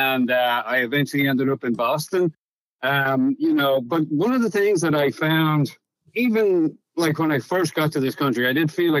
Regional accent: Dublin, Leinster, Ireland; moved away as an adult; also born or lived in County Cork, Ireland; now in Houston, United States; originally I was born in a place in Ireland, Europe, you'd be familiar with too, obviously, County Cork. But I grew up in Dublin, so hence the fact I don't have a Cork accent, but grew up in Dublin.

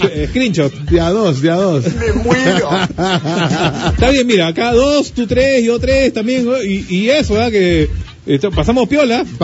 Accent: Peru; somos paneros los peruanos.

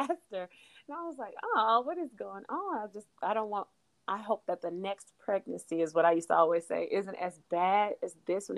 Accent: Texas, United States; moved away; also born or lived in Port Arthur, Texas; I'm from Texas, so I was still in Texas

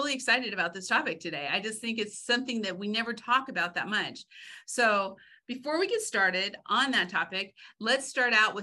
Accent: Oregon, United States; I'm from Oregon

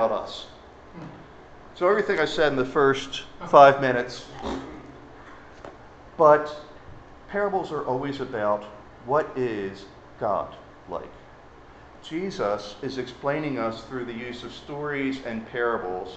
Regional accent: Baltimore, Maryland, United States; I'm from Baltimore

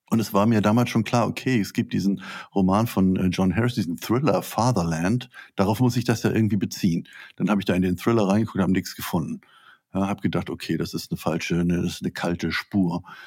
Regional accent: Schleswig-Holstein, Germany; Ich komme aus Schleswig-Holstein

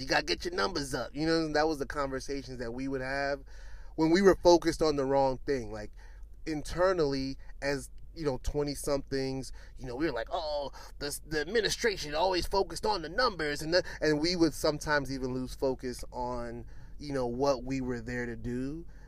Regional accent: New York City, New York, United States; moved away as an adult; now in Washington, DC, United States; I'm from Brooklyn.

